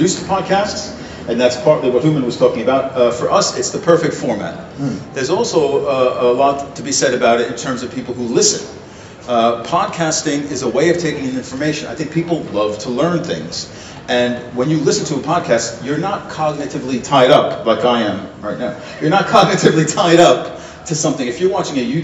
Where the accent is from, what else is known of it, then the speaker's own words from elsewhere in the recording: United States; moved away as an adult; now in Sweden; I'm an American, I've been living in Sweden for a long time